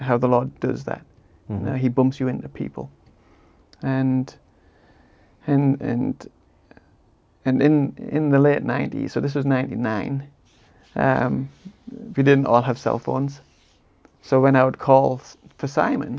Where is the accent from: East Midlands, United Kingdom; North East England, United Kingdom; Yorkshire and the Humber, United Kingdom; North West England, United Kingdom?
North East England, United Kingdom; Tees Valley; moved away; my hometown, in my homeland. And it's the Cleveland Hills. I'm from the Tees Valley